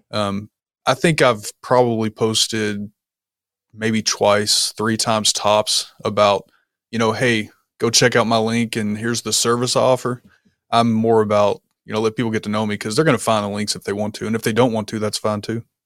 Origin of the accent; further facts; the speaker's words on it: Kentucky, United States; moved away as an adult; also born or lived in Germany; I was born and raised in a small town in Kentucky that probably nobody's really heard of.